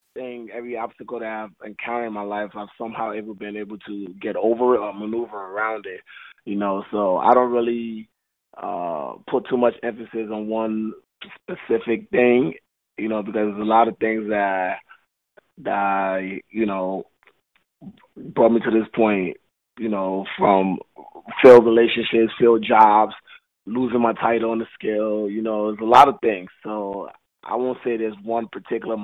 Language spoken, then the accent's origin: English; Jersey City, New Jersey, United States; growing up in Jersey City, like you say, is a rough upbringing